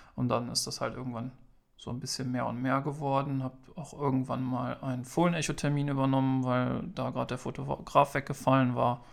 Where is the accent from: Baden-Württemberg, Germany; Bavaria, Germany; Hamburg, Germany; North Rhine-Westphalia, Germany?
North Rhine-Westphalia, Germany; Straelen; komme aus Strahlen am wunderschönen Niederrhein